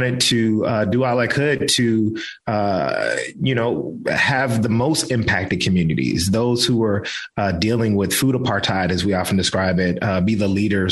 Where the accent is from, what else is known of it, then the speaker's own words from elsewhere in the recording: Memphis, Tennessee, United States; moved away as an adult; also born or lived in New Orleans, Louisiana / New York City; now in New York, United States; Memphis, where I grew up